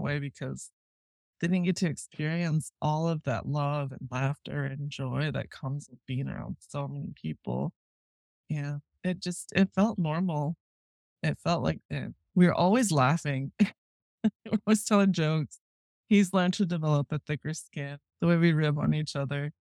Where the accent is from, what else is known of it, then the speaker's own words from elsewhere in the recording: Rapid City, South Dakota, United States; I grew up in Rapid City, South Dakota